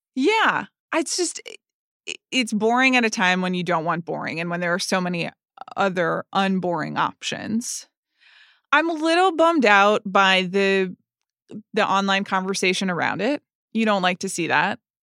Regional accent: United States; I'm an American

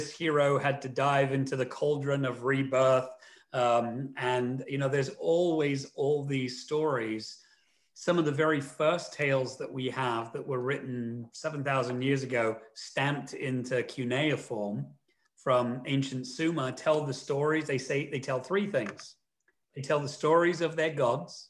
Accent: London, United Kingdom; Where I grew up in London

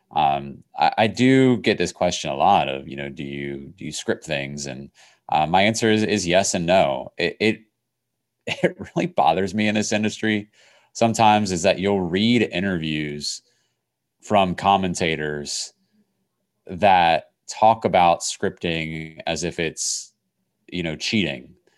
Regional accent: Crozet, Virginia, United States; I grew up in Crozet, Virginia, outside of, of Charlottesville

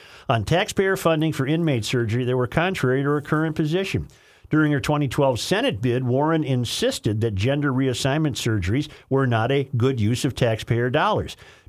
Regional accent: Caracas, Capital District, Venezuela; English is a second language; Caracas, Venezuela, my home country, has it all.

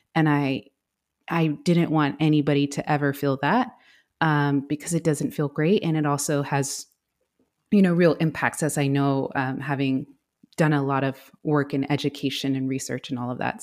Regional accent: Houston, Texas, United States; first language English; We grew up in Houston, but we were always back, um, in the valley visiting our family there.

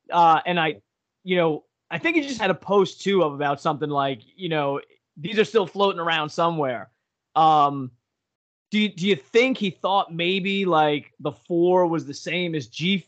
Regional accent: Long Island, New York, United States; We grew up on Long Island.

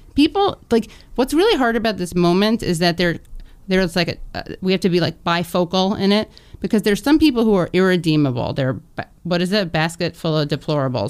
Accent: New York, United States; growing up in New York

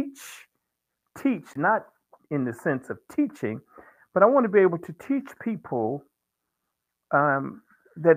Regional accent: Virginia, United States; growing up in the South in Virginia

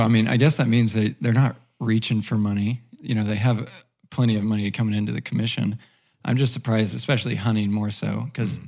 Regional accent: Oklahoma, United States; moved away; I grew up in Oklahoma, so I grew up paddlefish snagging

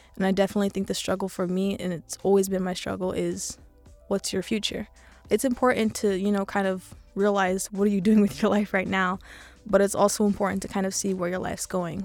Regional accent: Los Angeles, California, United States; I'm sixteen, and I'm from East L

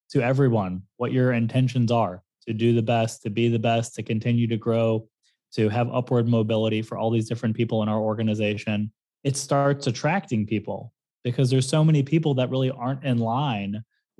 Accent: St. Louis, Missouri, United States; moved away as an adult; also born or lived in Fort Lauderdale, Florida; now in South Florida, United States; I was born in Fort Lauderdale, raised in St. Louis

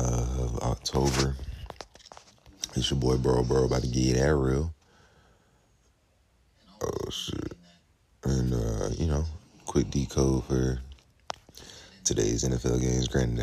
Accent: Georgia, United States; born or raised there

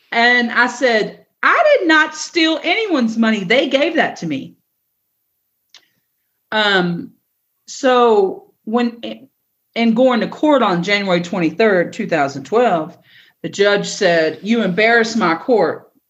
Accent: East Coast, United States; And I've seen a hurricane because I'm from the East Coast, but never have I seen a tornado.

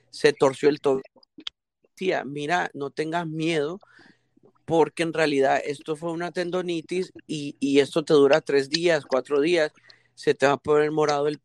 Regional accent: Tegucigalpa, Francisco Morazán, Honduras; yo soy de Honduras, ah, yo soy

